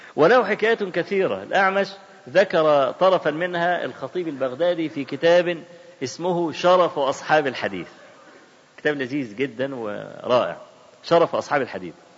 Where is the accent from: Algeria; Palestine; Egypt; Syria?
Egypt; Cairo, Cairo Governorate; احنا عندنا في القاهرة ميدان اسمه ميدان باب الشعرية